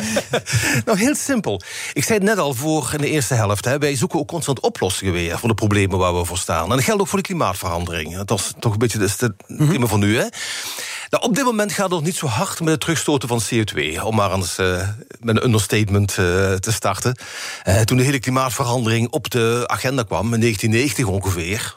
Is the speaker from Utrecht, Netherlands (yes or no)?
no; Limburg, Netherlands; accent: Limburgish; met mijn limburgse accent